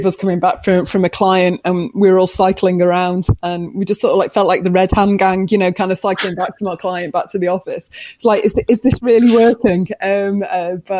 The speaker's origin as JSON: {"language": "English", "region": "Scotland", "country": "United Kingdom", "said": "because we're Scottish"}